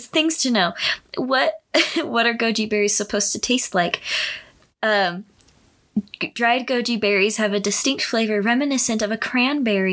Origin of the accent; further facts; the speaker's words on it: California, United States; a friend that I grew up with in California